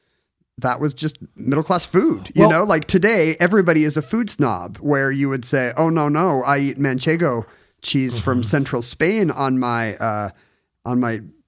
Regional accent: South Korea; when I was growing up in Korea as one of the only white people around

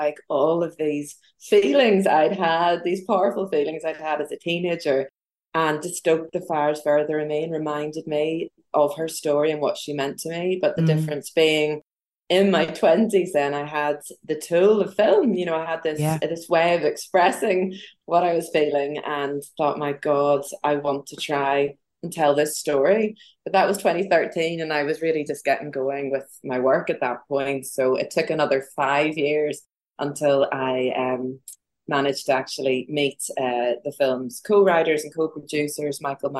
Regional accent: Ireland; it was just a really demoralizing thing to go through as young Irish girls

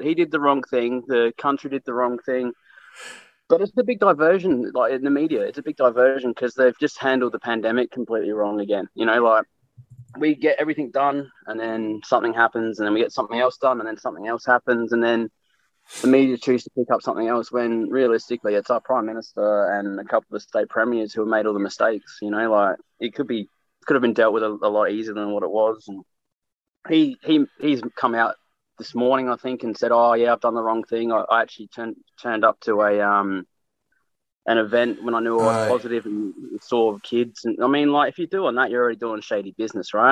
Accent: Australia; also born or lived in Newcastle; now in Brisbane, Australia

